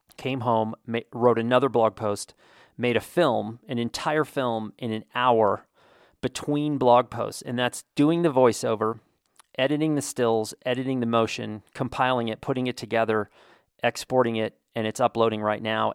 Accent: United States; as an American

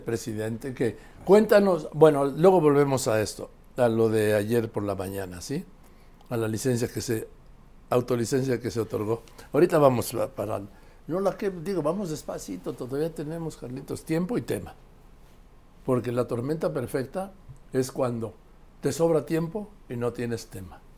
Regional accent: Mexico; also born or lived in Madrid; Soy mexicano, pero el nacimiento soy madrileño

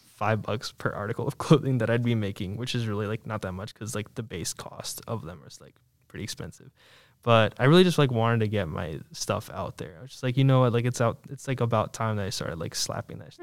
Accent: Williamsburg, Virginia, United States; I grew up in the Williamsburg area, like I said, you know, just about 30 minutes away

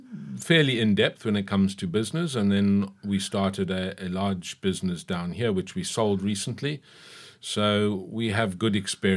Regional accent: KwaZulu-Natal, South Africa; also born or lived in Cape Town; I was born in Cape Town, raised in KwaZulu-Natal, went to university there.

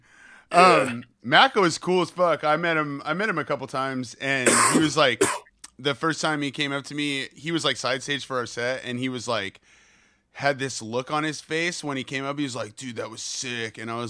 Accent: California, United States; I grew up like right outside of the Bay Area.

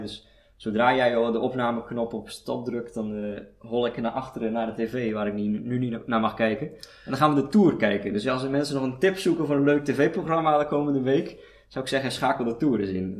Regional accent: Sliedrecht, South Holland, Netherlands; moved away; Ik kom oorspronkelijk uit Sliedrecht, uit de Alblasserwaard.

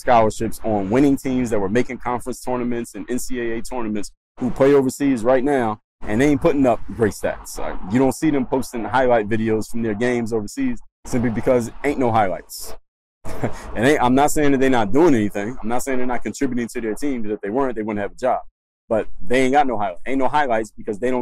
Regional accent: Philadelphia, Pennsylvania, United States; now in Miami, United States; I'm from Philly.

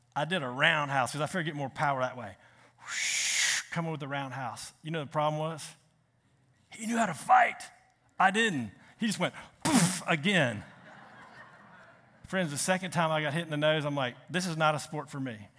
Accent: Richmond, Virginia, United States; moved away; I'm from Richmond

